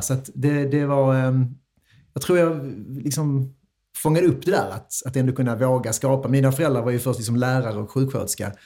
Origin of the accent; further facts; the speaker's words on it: Vellinge, Skåne, Sweden; jag är från Vellinge, absolut. Jag eh, växte upp här